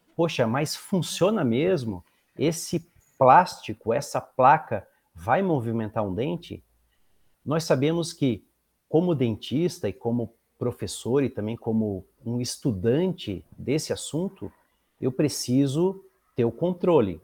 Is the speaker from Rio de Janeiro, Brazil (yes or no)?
no; Florianópolis, Santa Catarina, Brazil; moved away as an adult; now in Pinhais, Brazil; Eu sou natural de Florianópolis